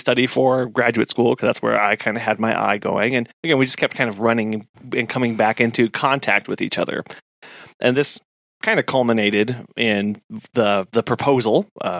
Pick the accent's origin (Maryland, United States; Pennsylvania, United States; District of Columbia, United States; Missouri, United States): Missouri, United States; Springfield; We both grew up in Missouri. I grew up near Springfield, Missouri.